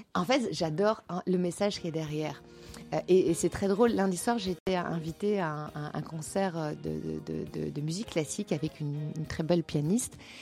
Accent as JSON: {"language": "French", "town": "Nantes", "region": "Pays de la Loire", "country": "France", "also_born_or_lived": "Brittany", "moved": "yes", "lives_now": "Belgium", "said": "je suis, je suis, nantaise"}